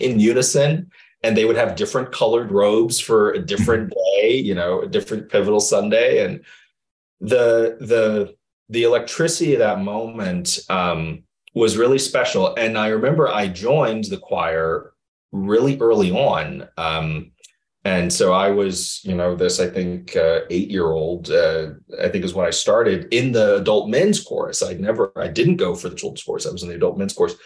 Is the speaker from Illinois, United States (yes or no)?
yes; Chicago, Illinois, United States; I grew up in the South Side of Chicago